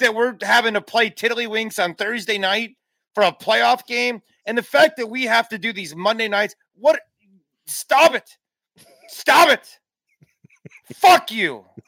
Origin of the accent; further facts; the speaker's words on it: Chicago, Illinois, United States; moved away as an adult; also born or lived in Tennessee; I grew up in the Chicagoland area.